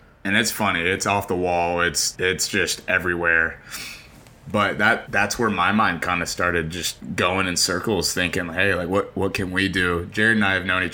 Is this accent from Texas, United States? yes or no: yes; Houston, Texas, United States; I was born inside the loop because I was born in the medical center